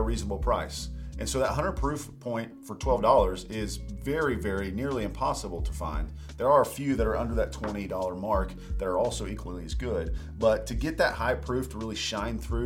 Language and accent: English; Midwest, United States; I grew up in the Midwest, in corn country